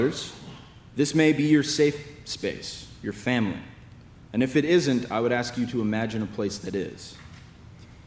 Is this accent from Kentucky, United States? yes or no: yes; Lexington, Kentucky, United States; moved away as an adult; now in Austin, United States; I am from the Diocese of Lexington in Lexington, Kentucky.